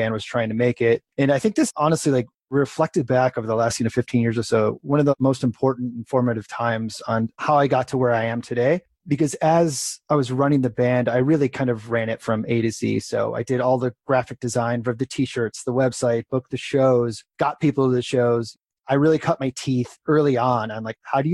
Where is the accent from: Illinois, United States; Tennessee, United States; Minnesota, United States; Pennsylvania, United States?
Illinois, United States; Crystal Lake; moved away as an adult; also born or lived in Wisconsin / San Francisco; I grew up in Crystal Lake, suburb of Chicago, and moved back to that area.